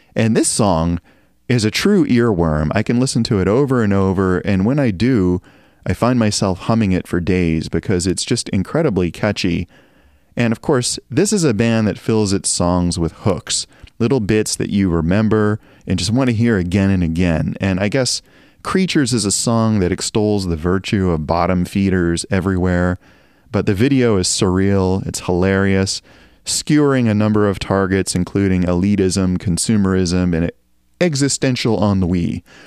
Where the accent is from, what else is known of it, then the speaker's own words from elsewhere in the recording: Appalachian Mountains, United States; moved away; also born or lived in Northeast US; I grew up in the Appalachian Mountains in a town with notoriously bad weather